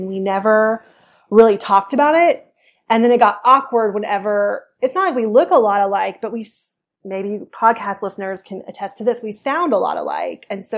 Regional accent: Oklahoma City, Oklahoma, United States; I worked at an advertising agency in Oklahoma City. So we're from the Midwest

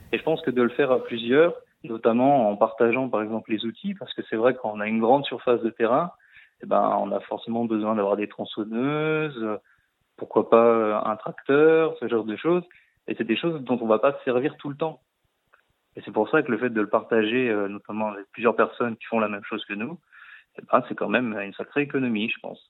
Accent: Saône-et-Loire, Bourgogne-Franche-Comté, France; also born or lived in Lyon / Canada; je viens quand même de la Saône-et-Loire

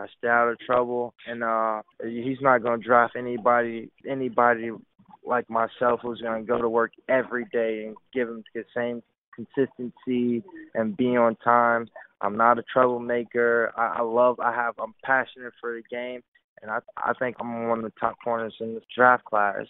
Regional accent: Delray Beach, Florida, United States; I'm from Delray Beach, Florida a lot of people don't know I'm born and raised in Delray Beach

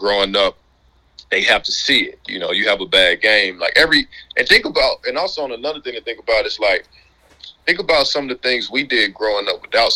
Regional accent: Mississippi Delta, United States; also born or lived in Louisiana; I'm from Mississippi

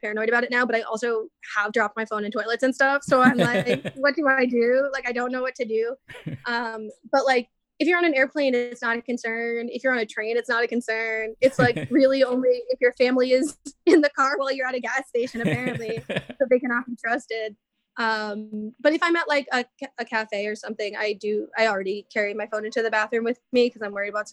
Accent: New York City, New York, United States; also born or lived in Ohio; I was born in Ohio, but grew up in New York City

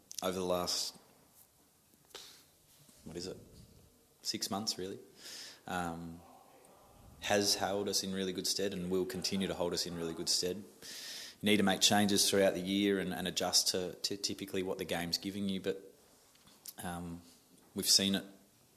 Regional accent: Melbourne, Victoria, Australia; also born or lived in a hobby farm in the country; I started in Reservoir, so I was just your northern suburbs boy, knockabout. Moved when I was 10 to a farm

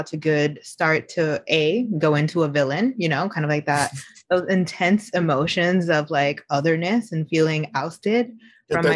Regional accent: New York City, New York, United States; I was born in Queens, particularly Flushing, Queens

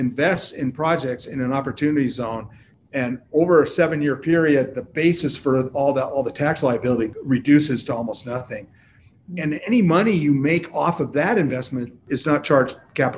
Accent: Seattle, Washington, United States; I grew up in Seattle

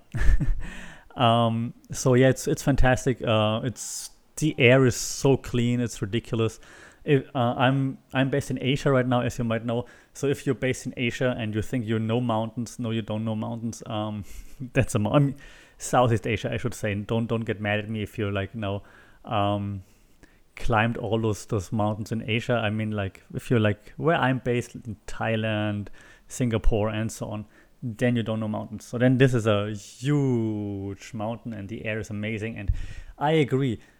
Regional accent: Würzburg, Bavaria, Germany; moved away; also born or lived in Berlin; my hometown, which is Würzburg

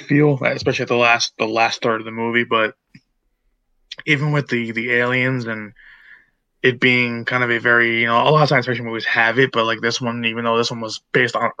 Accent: United States; us being American

